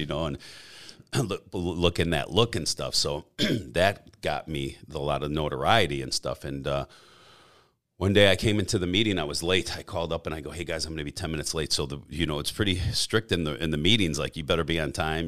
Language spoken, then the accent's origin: English; a suburb of Chicago, Illinois, United States; I was born and raised in a suburb of Chicago, uh, uh in Illinois, uh, a town called Elsop